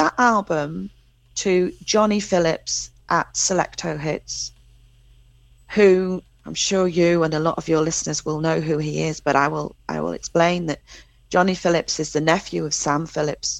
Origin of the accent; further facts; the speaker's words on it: England, United Kingdom; as an English, I have that English thing